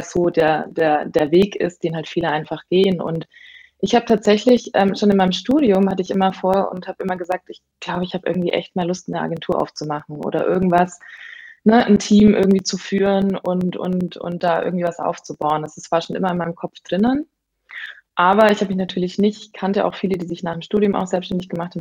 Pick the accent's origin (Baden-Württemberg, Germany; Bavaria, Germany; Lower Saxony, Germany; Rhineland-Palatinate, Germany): Bavaria, Germany; moved away as an adult; also born or lived in Hamburg; ich komme ursprünglich aus Bayern